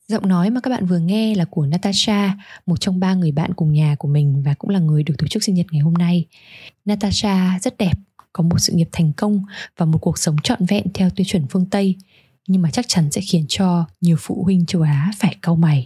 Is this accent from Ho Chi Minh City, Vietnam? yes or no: no; Hanoi, Vietnam; now in Sydney, Australia; Mình sinh ra và lớn lên ở Hà Nội